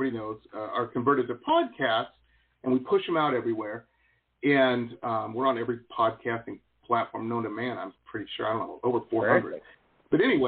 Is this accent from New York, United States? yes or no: no; Detroit, Michigan, United States; I grew up in Detroit